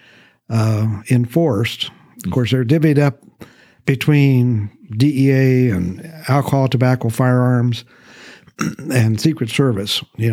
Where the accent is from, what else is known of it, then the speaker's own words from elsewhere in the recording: Grand Island, Nebraska, United States; moved away as an adult; also born or lived in Memphis, Tennessee / Minot, North Dakota; now in Mansfield, United States; I grew up in Nebraska